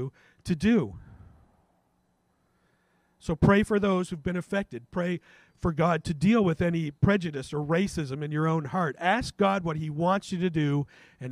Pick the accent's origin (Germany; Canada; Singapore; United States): Canada; as a Canadian